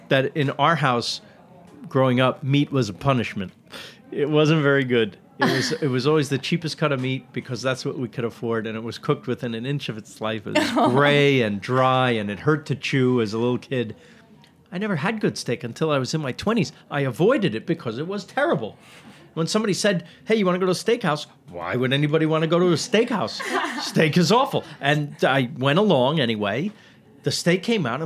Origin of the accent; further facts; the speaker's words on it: New York, United States; moved away; I'm from New York. Half my life, New York. I'm a New Yorker. Maybe you can hear.